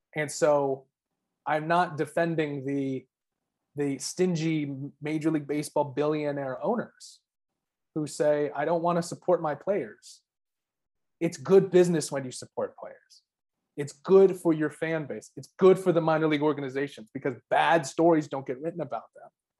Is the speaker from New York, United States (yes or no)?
no; Arizona, United States; I'm from Arizona, where it's a dry heat